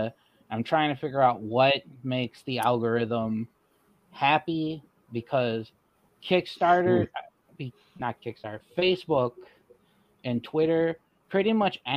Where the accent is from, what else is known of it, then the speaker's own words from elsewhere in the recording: Michigan, United States; I'm from Michigan, so we have a, like, I guess what you'd call like a middle-sized